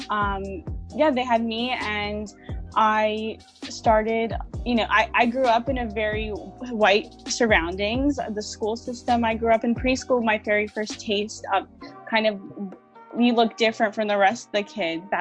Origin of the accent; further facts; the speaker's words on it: West Hollywood, California, United States; also born or lived in Corona; Yeah, so I grew up in I grew up in West Hollywood, but I also moved around a lot as well. I grew up in Corona and uh, other diff- different areas.